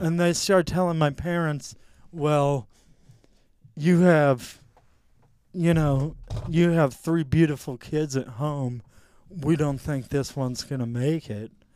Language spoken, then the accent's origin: English; Mountain Home, Arkansas, United States; I grew up in Mountain Home, Arkansas.